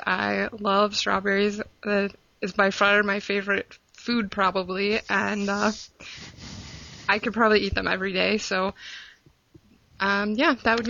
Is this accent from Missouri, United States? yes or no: yes; Missouri, United States; I'm 26 years old, and I'm from Missouri.